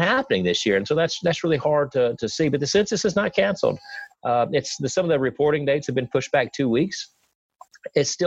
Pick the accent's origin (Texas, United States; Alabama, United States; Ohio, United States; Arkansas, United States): Alabama, United States; Piedmont; also born or lived in Jacksonville, Alabama; I'm from Calhoun County. I was born and raised in Piedmont. I live in Jacksonville now